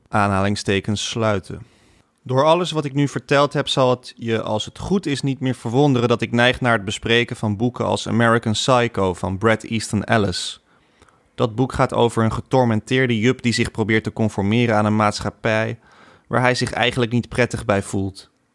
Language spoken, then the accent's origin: Dutch; Laren and Blaricum, North Holland, Netherlands; also born or lived in Amsterdam; mijn jeugd in Laren en Blaricum